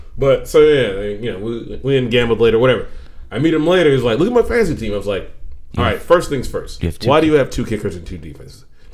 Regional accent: Houston, Texas, United States; Are we spoiled because we're from Houston

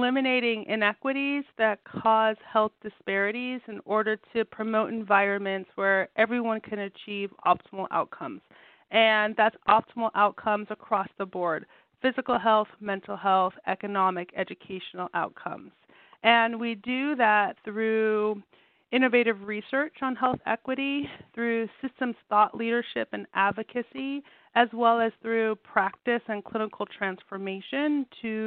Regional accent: Southern California, United States; I grew up in Southern California

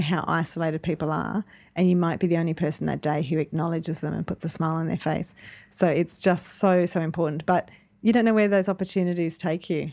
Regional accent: Dubbo, New South Wales, Australia; I'm from Dubbo

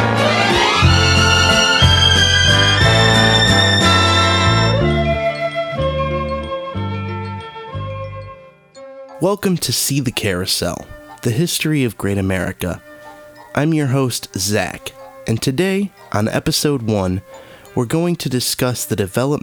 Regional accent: Chicago suburbs, Illinois, United States; since I was a nerdy teenager growing up in the Chicago suburbs

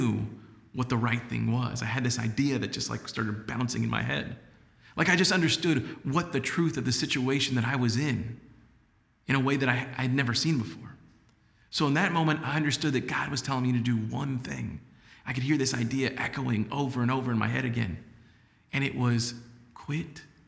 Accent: San Antonio, Texas, United States; also born or lived in Laredo, Texas; moved back to San Antonio, and started working at News 4 San Antonio, which was known as WOAI-TV at that point. Now, in the beginning, it was amazing to be in my hometown

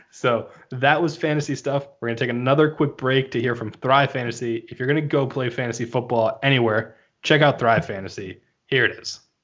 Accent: New Jersey, United States; moved away; originally from New Jersey

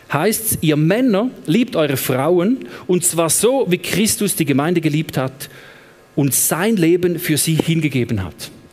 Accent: Eastern Switzerland, Switzerland; also born or lived in Thun; now in Lucerne, Switzerland; ich komme ursprünglich aus der Ostschweiz

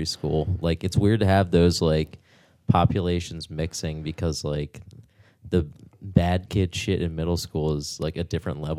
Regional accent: Rodgers Forge, Maryland, United States; I grew up in Rogers Forge

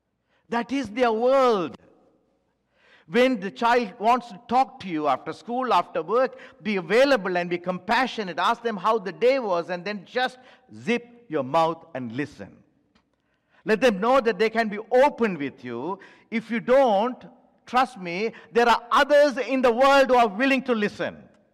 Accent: Timbuktu, Tombouctou Region, Mali; English is a second language; When I was young and when I was growing up in Timbuktu, who is worried about it?

